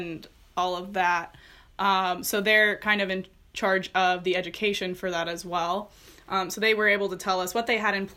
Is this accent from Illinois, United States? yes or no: yes; Fulton, Illinois, United States; I'm from Fulton, Illinois.